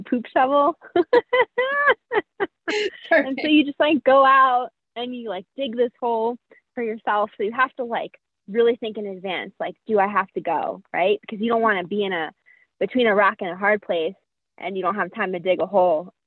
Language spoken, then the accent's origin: English; New Jersey, United States; moved away as an adult; we're both really loud because we're from New Jersey